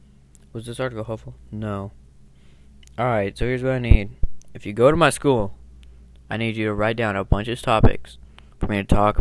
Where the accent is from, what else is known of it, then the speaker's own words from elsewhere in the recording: California, United States; I'm from California